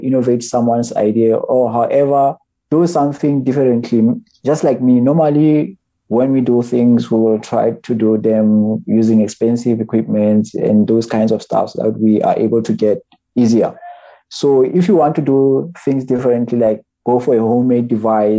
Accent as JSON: {"language": "English", "town": "Botshabelo", "region": "Free State", "country": "South Africa", "said": "I'm from Botshabelo"}